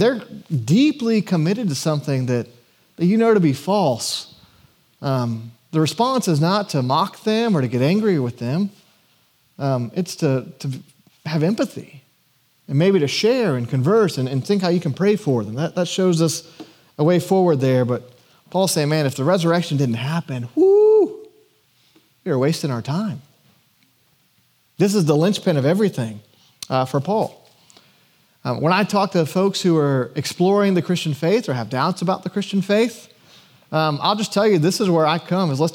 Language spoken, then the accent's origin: English; Atlanta, Georgia, United States; growing up in the Atlanta area